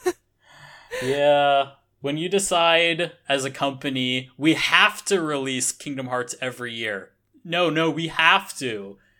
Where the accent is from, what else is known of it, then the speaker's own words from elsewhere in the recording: United States; moved away as an adult; now in Japan; as an American